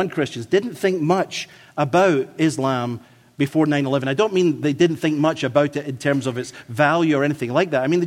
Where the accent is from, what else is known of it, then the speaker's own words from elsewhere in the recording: Scotland, United Kingdom; accent: Scottish; my Scottish accent